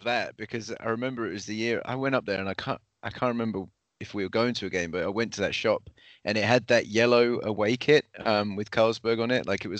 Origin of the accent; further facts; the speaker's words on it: Woking, South East England, United Kingdom; where I grew up in Woking